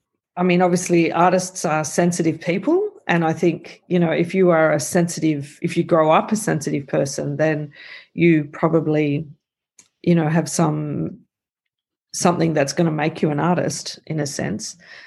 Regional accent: Australia; my parents are migrants to Australia, and I was born, and myself and my siblings, my brother and sister were born here, but sort of really pretty immediately after my parents arrived. So, I mean, obviously I'm an Australian

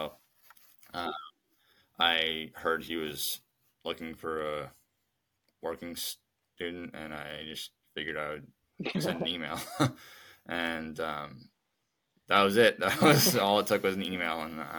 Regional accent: Guelph, Ontario, Canada; now in United States; I grew up in a relatively smaller town, probably an hour outside of Toronto, called Guelph, which is, it's not that small of a town. Like, it has a big university and all that, but kind of where we lived was on the outskirts

